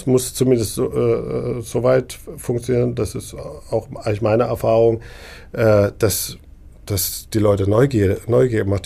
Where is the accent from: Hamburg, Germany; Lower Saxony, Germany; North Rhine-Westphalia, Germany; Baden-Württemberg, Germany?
Baden-Württemberg, Germany; Neckargemünd; Ich komme äh, aus der Gegend, ich bin in Neckargemünd aufgewachsen